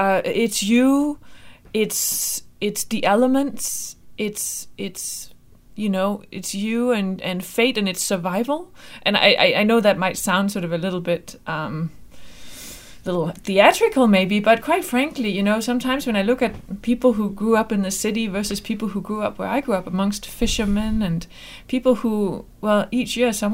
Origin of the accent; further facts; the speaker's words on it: west coast, Denmark; I mean, I am actually from the exact opposite part of Denmark. Mm-hmm. I'm from the west coast